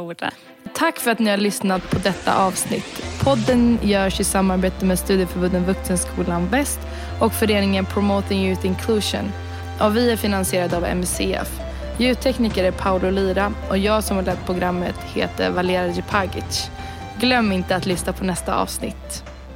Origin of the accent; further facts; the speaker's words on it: Sweden; jag är född och uppvuxen i Sverige